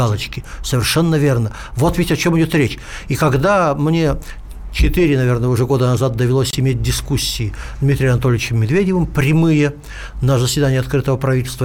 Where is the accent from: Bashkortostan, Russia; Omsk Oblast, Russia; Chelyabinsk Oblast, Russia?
Omsk Oblast, Russia; Omsk; moved away; из моего родного города Омска